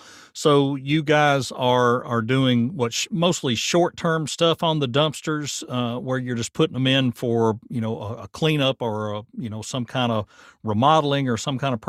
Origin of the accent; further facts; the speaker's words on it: Murfreesboro, Tennessee, United States; That's my hometown